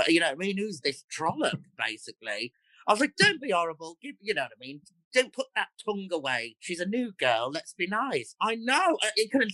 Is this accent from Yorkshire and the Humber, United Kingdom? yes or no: no; West Bromwich, West Midlands, United Kingdom; accent: Black Country; also born or lived in Dudley; I was born in West Bromwich Hospital. It's called Sandwell Hospital in a town called West Bromwich.